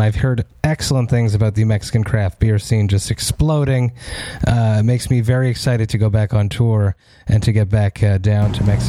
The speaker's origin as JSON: {"language": "English", "town": "Montreal", "region": "Quebec", "country": "Canada", "said": "I'm from Montreal"}